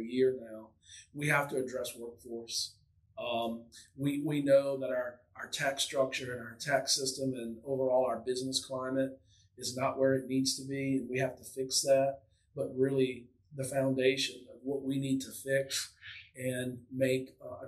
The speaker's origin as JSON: {"language": "English", "region": "Louisiana", "country": "United States", "tie": "born or raised there", "said": "someone born and raised in Louisiana"}